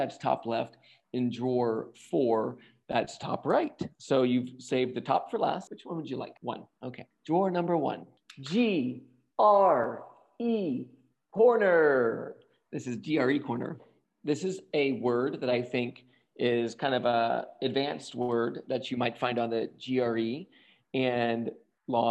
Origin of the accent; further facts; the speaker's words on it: the South, United States; I'm from the South